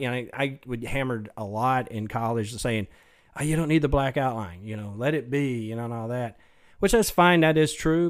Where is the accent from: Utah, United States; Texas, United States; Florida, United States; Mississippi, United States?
Texas, United States; Mesquite; also born or lived in Dallas; I was born in, in Dallas at Baylor Hospital, but yeah, I grew up in Mesquite. Um, actually still live there